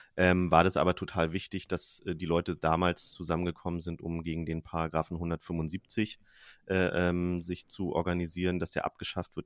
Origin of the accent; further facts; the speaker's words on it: Germany; ich bin am Rand von Berlin aufgewachsen